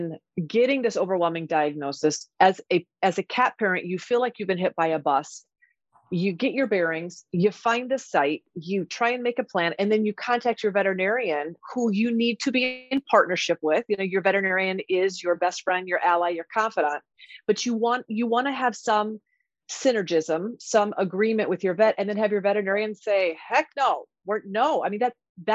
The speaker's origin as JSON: {"language": "English", "region": "Iowa", "country": "United States", "tie": "born or raised there", "said": "I born and raised in Iowa, went to vet school in Iowa."}